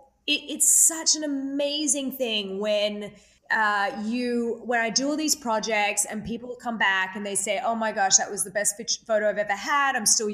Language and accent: English; Australia; You know, I came from Australia.